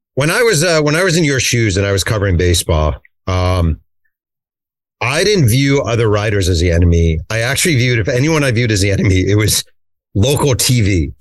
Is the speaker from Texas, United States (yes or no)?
no; New York, United States; I am from New York